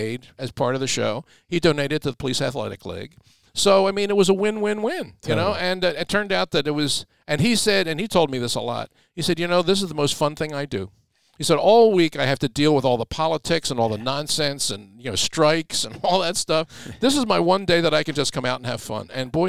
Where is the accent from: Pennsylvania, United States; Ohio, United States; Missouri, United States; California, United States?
Pennsylvania, United States; Philadelphia; in my hometown